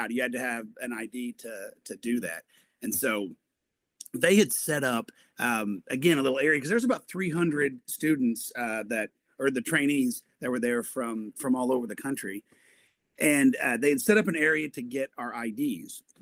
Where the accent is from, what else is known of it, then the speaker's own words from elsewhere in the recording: Broken Arrow, Oklahoma, United States; also born or lived in Fayetteville, Arkansas; I have lived in Tulsa, in the Tulsa area, since I was three uh, years old. So I loved growing up in Broken Arrow. I graduated Broken Arrow